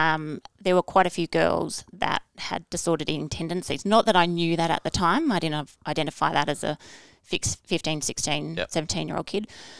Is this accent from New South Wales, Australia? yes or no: no; Brisbane, Queensland, Australia; born there; also born or lived in United States / Canberra; I was born in Brisbane, moved to America, back to Brisbane, to Canberra, to America, Brisbane, and then I chose to go to boarding school to finish off my high school because Dad got another posting